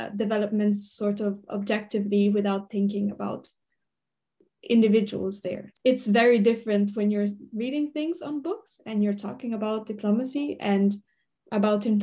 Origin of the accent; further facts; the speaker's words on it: Italy; moved away as an adult; now in The Hague, Netherlands; I'm from Italy, but I'm currently doing my master's in the Netherlands, in The Hague